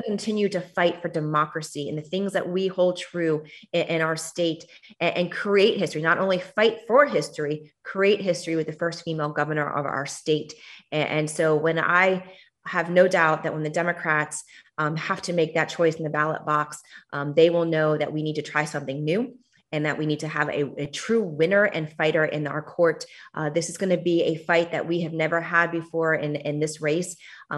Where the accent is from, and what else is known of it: Miami, Florida, United States; born or raised there